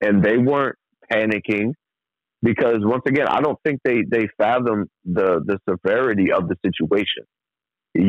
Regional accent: New York City, New York, United States; also born or lived in Trinidad and Tobago; I'm from New York City, and I was, you know, originally born in Trinidad, raised in New York City

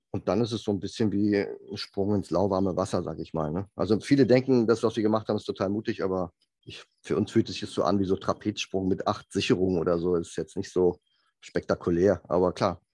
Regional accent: Germany; also born or lived in south of Munich, Bavaria; als Deutscher

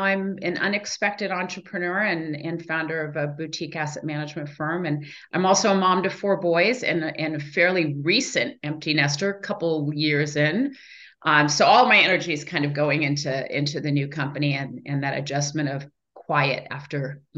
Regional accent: Iran; born there; I'm the oldest of four girls. I was born actually in Iran.

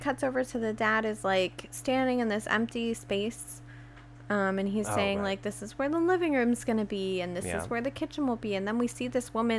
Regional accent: Pacific Northwest, United States

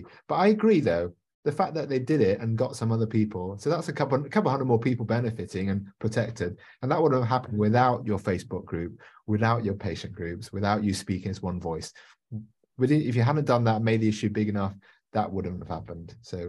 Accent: England, United Kingdom; even me as an English person

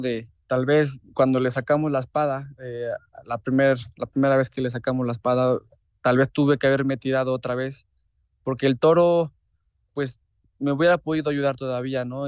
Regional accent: Huamantla, Tlaxcala, Mexico; la feria de Huamantla, que es mi tierra

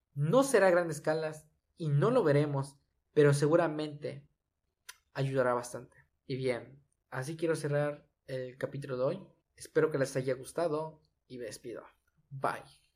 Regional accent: Yucatán, Mexico; soy orgullosamente yucateco

